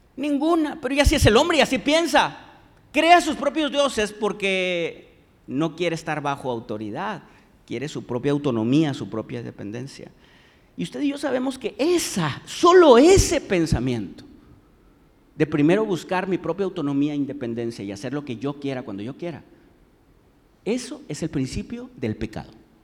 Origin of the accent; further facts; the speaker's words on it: Monterrey, Nuevo León, Mexico; aquí como regios